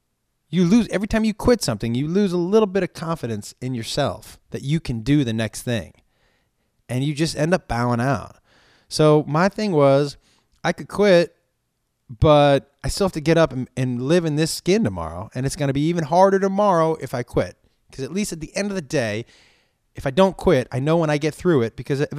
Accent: East Coast, United States; I think growing up on the East Coast, it's a different style of humor.

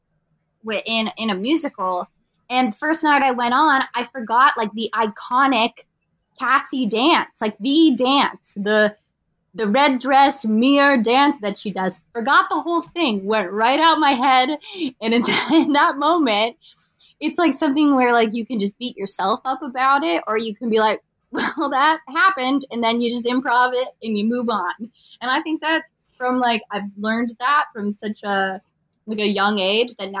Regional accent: Pennsylvania, United States; moved away; I grew up in like country town, Pennsylvania, like middle of nowhere

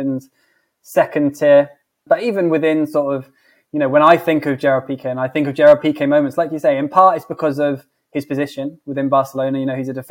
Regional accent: England, United Kingdom; I'm obviously English

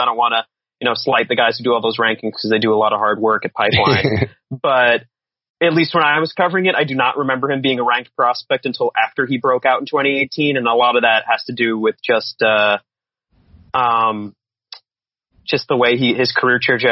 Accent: West Babylon, New York, United States; a fellow West Babylon graduate

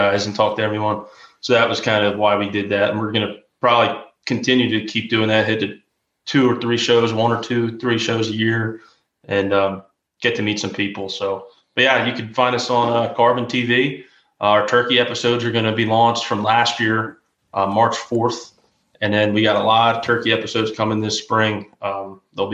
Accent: right outside of Philadelphia, Pennsylvania, United States; I grew up in right outside of Philadelphia

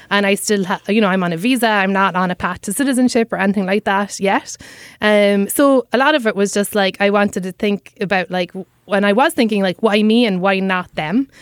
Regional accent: Cobh, Munster, Ireland; accent: Irish; moved away as an adult; now in New York City, United States; my hometown of Cove

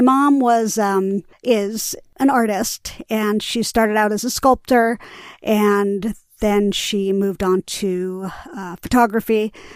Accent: New York City, New York, United States; I grew up in Greenwich Village

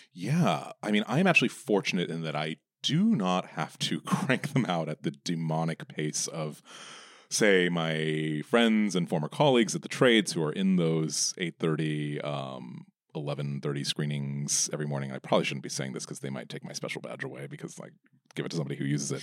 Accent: United States; I am, like, the only one, apart from the other few Americans

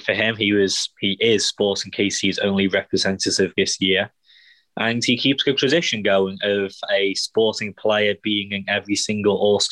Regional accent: England, United Kingdom; now in Kansas City, United States; being English

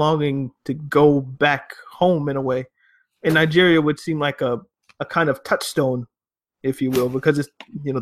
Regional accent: Canada; also born or lived in Uganda; now in United States; I was socialized in Canada.

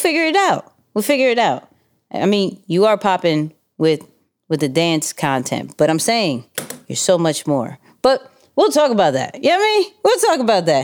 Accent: New York City, New York, United States; we're from Queens

